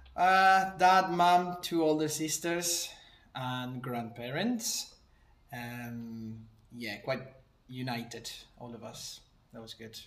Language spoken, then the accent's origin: English; Argentina; moved away as an adult; now in New Zealand; I'm from Argentina.